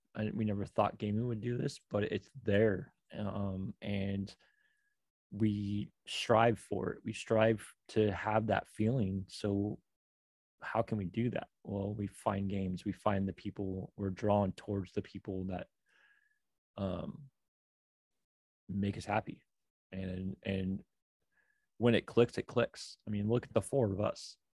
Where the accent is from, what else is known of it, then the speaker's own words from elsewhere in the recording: Oregon, United States; moved away; also born or lived in New York; I'm from Oregon